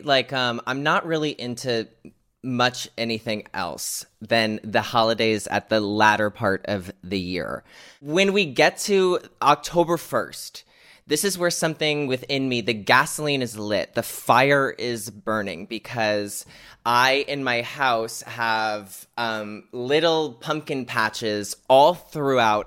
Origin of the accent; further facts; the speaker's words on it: United States; here in America, my home country